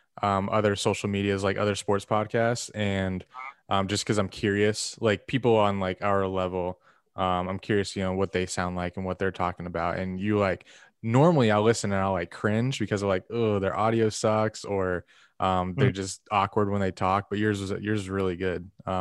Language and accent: English; Florida, United States; that's humid. So that's, and I'm from Florida.